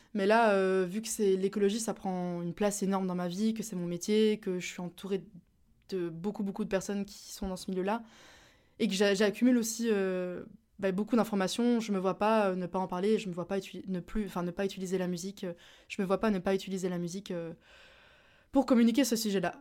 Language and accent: French; Belgium; je suis belge